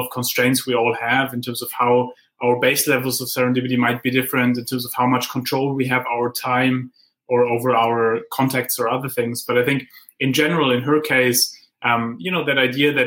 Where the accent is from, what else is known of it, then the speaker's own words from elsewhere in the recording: Heidelberg, Baden-Württemberg, Germany; I grew up in Heidelberg, where Goethe and Schiller wrote their poems on the philosopher's way